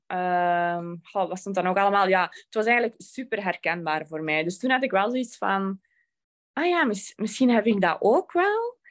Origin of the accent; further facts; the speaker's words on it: Belgium; Ik ben van België